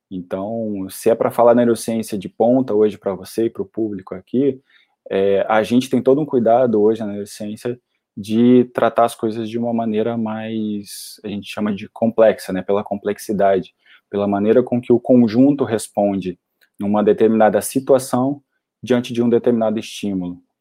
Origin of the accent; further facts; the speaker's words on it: Curitiba, Paraná, Brazil; moved away as an adult; also born or lived in Florianópolis; eu cresci em Curitiba e fui fazer a faculdade e me formar em Florianópolis